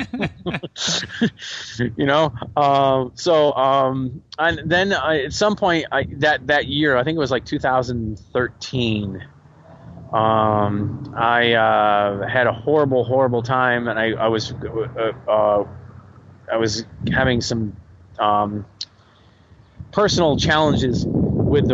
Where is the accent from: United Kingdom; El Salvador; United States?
United States; New England; moved away; I did cross country in high school, and I ran in the woods, and I'm from New England.